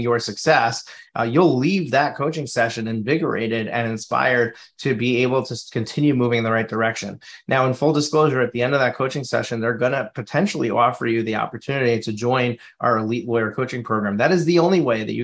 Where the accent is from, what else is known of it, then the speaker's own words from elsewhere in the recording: Suffern, New York, United States; I'm in Suffern, New York. So Rockland County